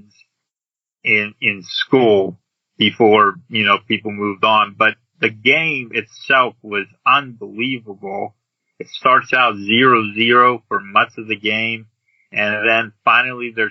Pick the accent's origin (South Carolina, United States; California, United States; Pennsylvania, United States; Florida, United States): Pennsylvania, United States; Pittsburgh; my hometown, Pittsburgh